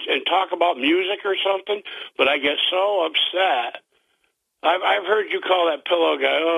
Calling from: Vestal, New York, United States; from Vestal.

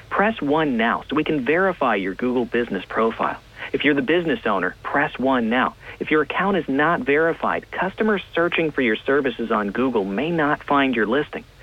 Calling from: Binghamton, New York, United States; from Bingo.

